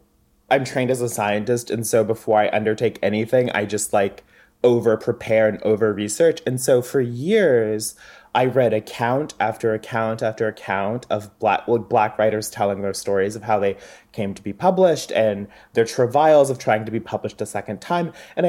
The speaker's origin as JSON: {"language": "English", "region": "the South", "country": "United States", "said": "I'm from the South."}